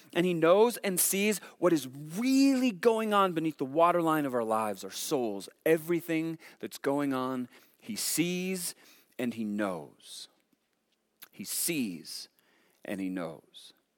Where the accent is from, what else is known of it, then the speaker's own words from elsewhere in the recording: Montana, United States; we're from Montana